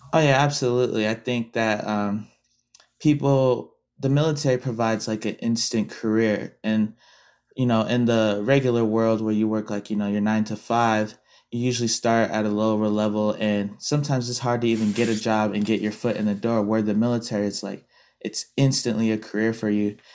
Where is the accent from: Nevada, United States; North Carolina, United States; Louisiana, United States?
Nevada, United States; Las Vegas; being someone who was born and raised in Vegas